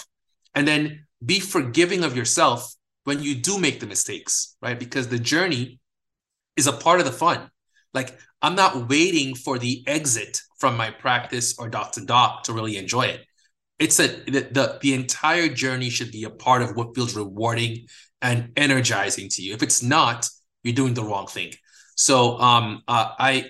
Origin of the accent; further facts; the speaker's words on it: Guyana; moved away; I'm from a developing country. I'm from Guyana, under-resourced healthcare system, a lot of poverty